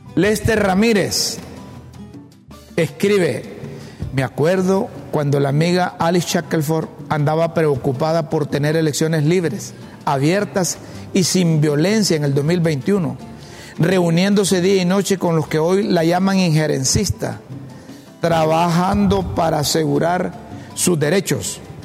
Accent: Honduras; como hondureño

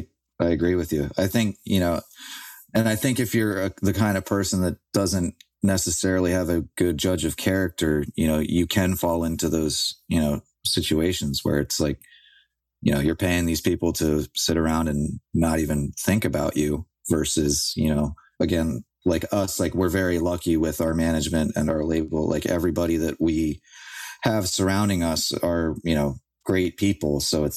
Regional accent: Philadelphia, Pennsylvania, United States; I'm from South Philly. I lived there for, you know, 20 years.

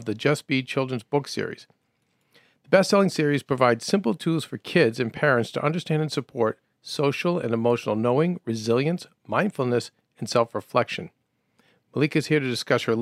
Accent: Winchester, Massachusetts, United States; also born or lived in Medford, Massachusetts; I was Medford and then Winchester

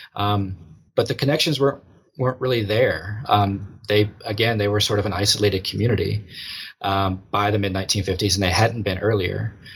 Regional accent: Eden, North Carolina, United States; moved away; I'm I'm from Eden, North Carolina

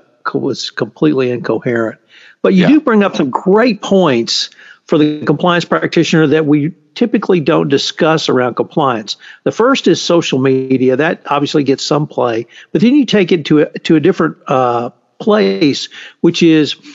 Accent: the South, United States; now in Houston, United States; I've lived in the South all my life. I accept my Southern heritage with the good, the bad, and the ugly

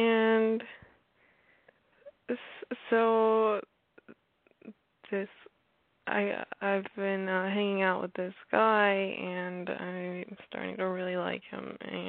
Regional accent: Arkansas, United States; I am going to be 18 in August, and I'm from Arkansas.

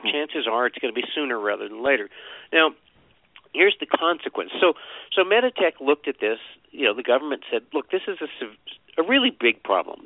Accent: Vermont, United States; I grew up in Vermont

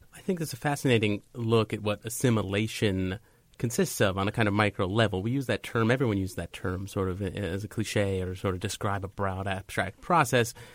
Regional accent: Long Island, New York, United States; also born or lived in Brooklyn; I was born in Brooklyn, but I grew up on Long Island

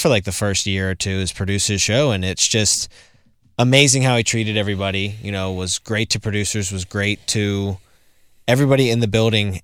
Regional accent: Pittsburgh, Pennsylvania, United States; I grew up in Pittsburgh

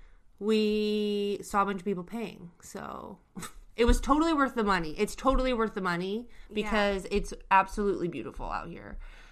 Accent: Washington, United States; I'm from Washington State.

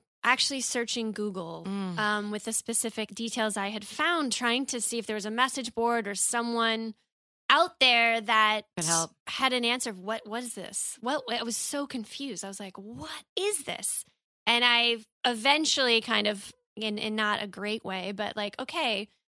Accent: Midwest, United States; And I'm from the Midwest.

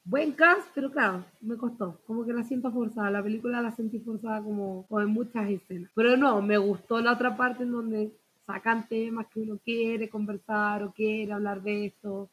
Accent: Santiago, Santiago Metropolitan Region, Chile; moved away as an adult; also born or lived in Puerto Montt, Chile; now in Utah, United States; yo soy de Santiago

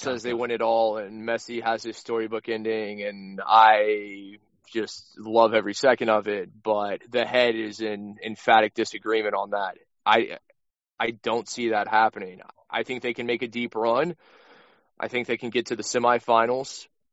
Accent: United States; I'm an American.

